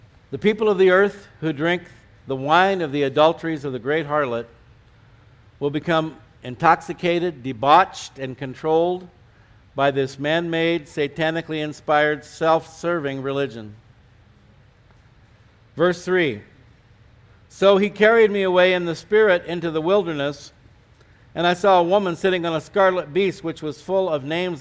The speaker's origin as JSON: {"language": "English", "region": "California", "country": "United States", "also_born_or_lived": "Colorado", "moved": "as an adult", "lives_now": "New Mexico, United States", "said": "I was from California"}